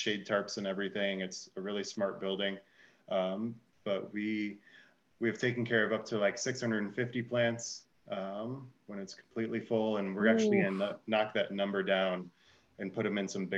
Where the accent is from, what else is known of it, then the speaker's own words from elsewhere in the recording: Chicago, Illinois, United States; moved away; I'm originally from Chicago